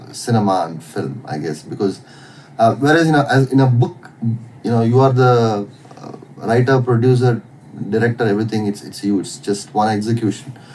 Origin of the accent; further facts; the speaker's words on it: Chittoor, Andhra Pradesh, India; moved away; also born or lived in Chennai / Bangalore; I was born in Chennai, and I was in, because Chennai is my mom's hometown. But we were based out of Chittur in Andhra. So I grew up there.